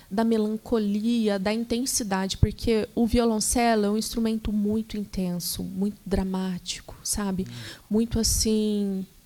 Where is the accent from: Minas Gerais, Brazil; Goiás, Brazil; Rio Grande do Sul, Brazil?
Minas Gerais, Brazil; Passos; Eu sou mineira, sou do sul de Minas, uhum. de uma cidade chamada Passos.